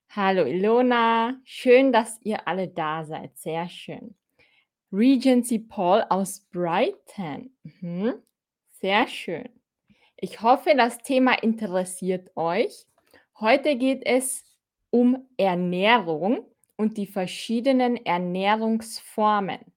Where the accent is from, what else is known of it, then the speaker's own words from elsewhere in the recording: Austria; Ich bin auch aus Österreich, Fahim.